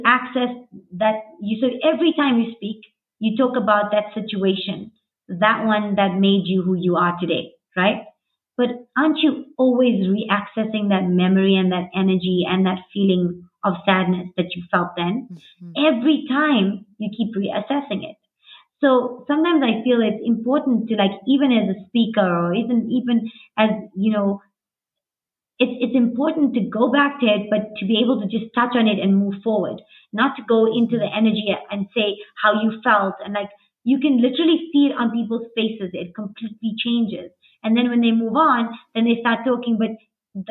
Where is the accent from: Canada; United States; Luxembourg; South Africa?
South Africa; I was born here, and so were my parents and my grandparents.